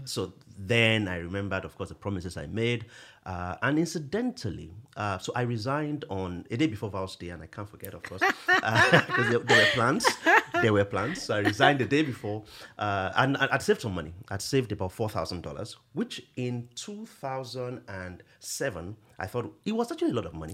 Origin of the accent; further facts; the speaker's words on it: Akure, Ondo, Nigeria; I grew up in Akure